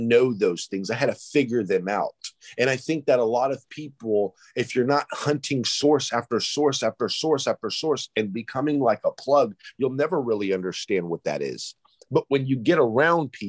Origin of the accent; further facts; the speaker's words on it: Greece; I'm from Greece.